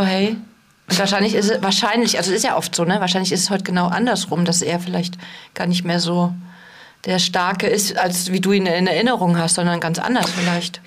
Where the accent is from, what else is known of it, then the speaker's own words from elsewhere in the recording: East Germany, Germany; ich komme ja aus dem Osten.